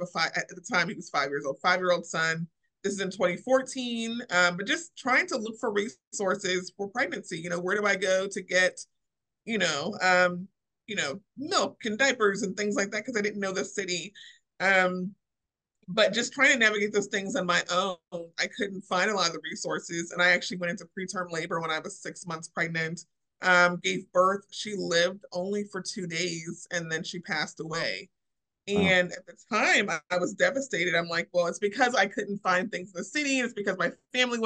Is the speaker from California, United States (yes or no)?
no; Springfield, Illinois, United States; moved away as an adult; now in Louisville, United States; I am not originally from here. I am from Springfield, Illinois.